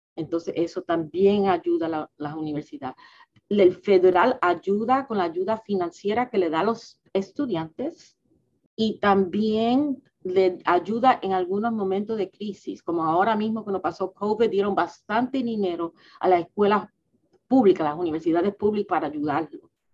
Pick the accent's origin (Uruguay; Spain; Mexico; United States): United States; New York City, New York; now in Washington, D.C., United States; yo soy lo que se llama un New Yorker. Mis padres vinieron de Puerto Rico